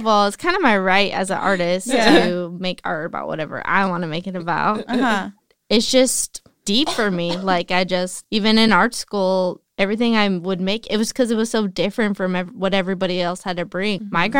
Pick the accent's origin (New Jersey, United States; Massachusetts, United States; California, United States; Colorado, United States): California, United States; Salinas; now in Los Angeles, United States; I lived down the block, but like my school was. My favorite thing I would talk about in LA is like growing up in Salinas. Kids are mean here.